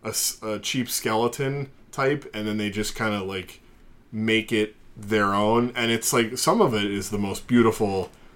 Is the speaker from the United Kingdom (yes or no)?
yes; England, United Kingdom; I'm English, so you guys probably hate me.